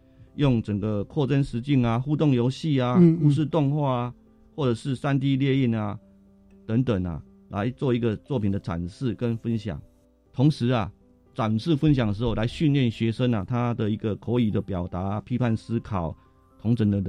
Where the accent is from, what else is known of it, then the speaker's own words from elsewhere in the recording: Kinmen County, Taiwan; 那我来自于金门啊，当然很多金门啊在这座岛屿上面啊，其实经过了整个时代的更迭的话，它是一个很多历史故事跟史迹的地方。